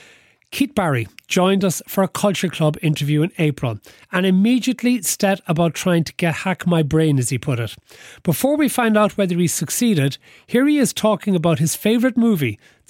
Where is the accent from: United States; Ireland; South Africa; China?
Ireland; Cork, Munster; moved away; I'm from Cork originally